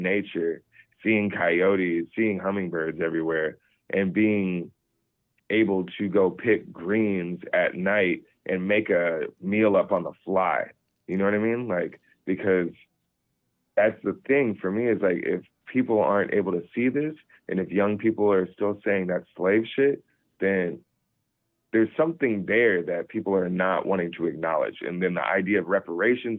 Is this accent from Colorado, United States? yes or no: yes; Colorado Springs, Colorado, United States; also born or lived in Germany; I grew up in Colorado Springs, exactly where he's from. Mm. I grew up in El Paso County